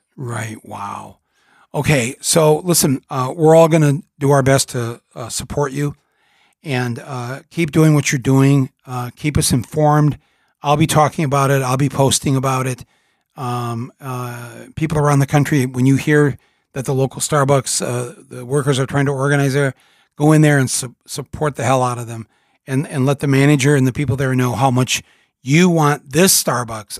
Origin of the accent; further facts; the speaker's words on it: United States; an American, as part of a country, sadly, that supported the old dictator